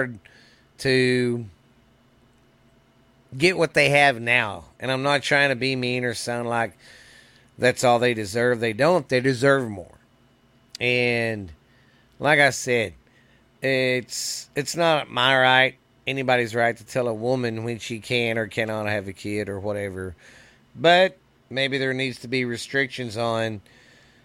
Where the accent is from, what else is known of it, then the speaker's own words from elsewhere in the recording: Mineral Wells, Texas, United States; my hometown here in Mineral Wells